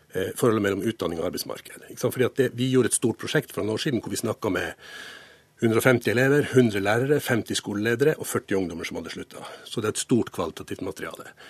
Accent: Finnmark, Norway; når jeg vokste opp i Finnmark

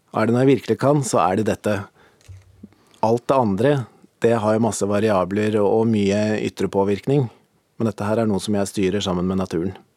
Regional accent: Valset, Innlandet, Norway; jeg vokste opp på Hedmarken i ei bitte lita bygd som heter Valset

